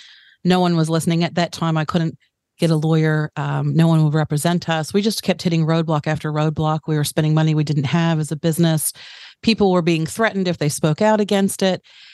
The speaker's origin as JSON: {"language": "English", "country": "United States", "tie": "born or raised there", "moved": "yes", "lives_now": "Tauranga, New Zealand", "said": "I'm American-born New Zealander. So I've spent the last 15 years in Tauranga."}